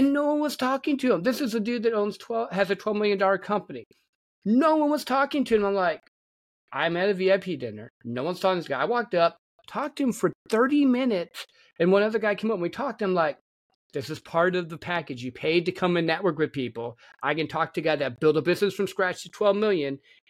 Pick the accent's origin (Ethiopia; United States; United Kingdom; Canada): United States; Midwest; Because I grew up in the Midwest, and you got two emotions, anger and laughter.